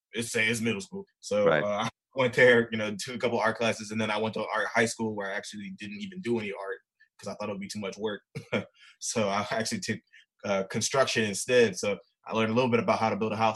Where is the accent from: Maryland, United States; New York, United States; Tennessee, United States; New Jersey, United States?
Maryland, United States; Baltimore; also born or lived in Philadelphia; So I pretty much grew up in Baltimore. I was actually born in Philly first, but I moved out here when I was like seven